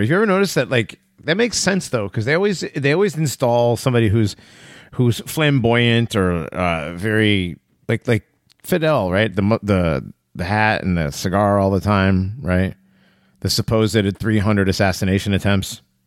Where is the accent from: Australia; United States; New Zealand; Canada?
United States; As an American